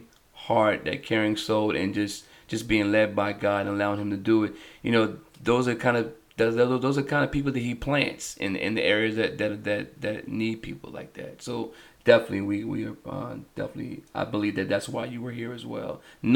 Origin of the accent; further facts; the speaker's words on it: Delaware, United States; I'm born and raised in Delaware. The hospital that I was born in, they knocked it down and made it a condominium.